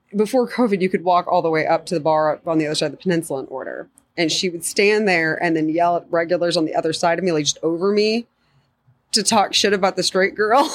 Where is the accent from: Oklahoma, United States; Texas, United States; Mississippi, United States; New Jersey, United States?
Oklahoma, United States; growing up in Oklahoma